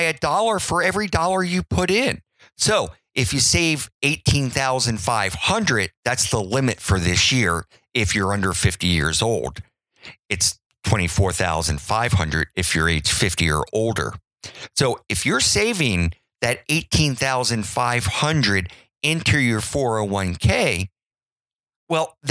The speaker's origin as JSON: {"language": "English", "town": "Baltimore", "region": "Maryland", "country": "United States", "tie": "born or raised there", "moved": "yes", "lives_now": "Virginia, United States", "said": "I grew up in Baltimore. And I live in Virginia."}